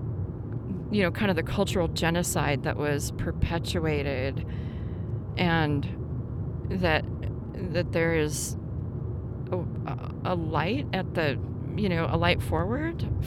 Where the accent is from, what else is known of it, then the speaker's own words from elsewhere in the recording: Montana, United States; also born or lived in Virginia City, Montana; As a person growing up in Montana